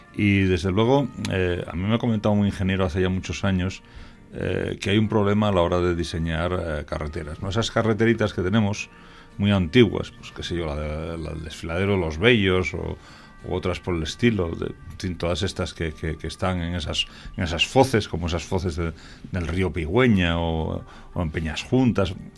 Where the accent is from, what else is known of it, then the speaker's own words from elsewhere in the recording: Salas, Asturias, Spain; also born or lived in Somiedo; yo nací en Salas, pero mi ascendencia es toda somedana